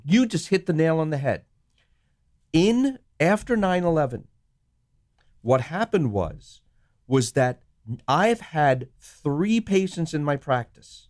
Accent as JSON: {"language": "English", "country": "Sri Lanka", "tie": "born or raised there", "moved": "yes", "said": "I was born in Sri Lanka"}